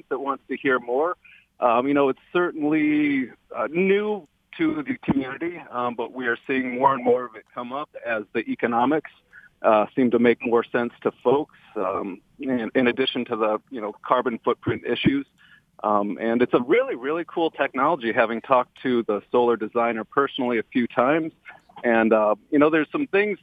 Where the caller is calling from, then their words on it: Grosse Pointe, Michigan, United States; I'm calling from Grosse Pointe